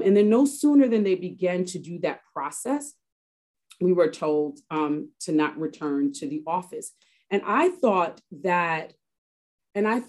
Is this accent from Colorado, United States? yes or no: no; New York, United States; I am from Harlem, born and raised native New Yorker, and I'm still in Harlem